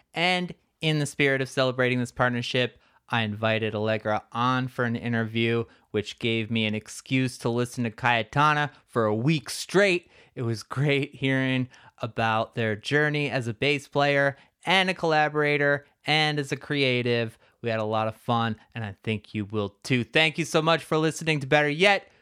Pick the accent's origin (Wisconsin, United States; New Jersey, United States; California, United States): New Jersey, United States; I'm from New Jersey